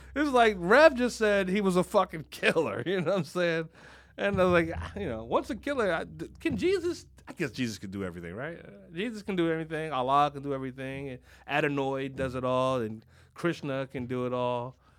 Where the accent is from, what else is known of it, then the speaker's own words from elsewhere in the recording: Philadelphia, Pennsylvania, United States; I'm from Philadelphia